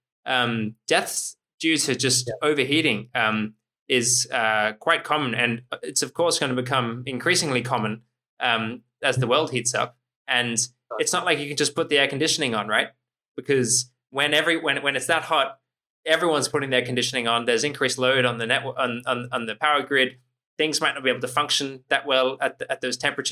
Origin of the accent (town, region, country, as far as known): Australia